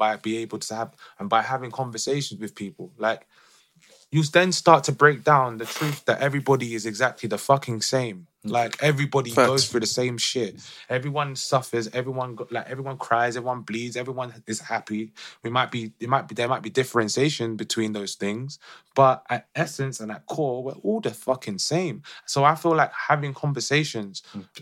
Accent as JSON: {"language": "English", "region": "London", "country": "United Kingdom", "tie": "born or raised there", "said": "someone that's lived the experience of being growing up in London"}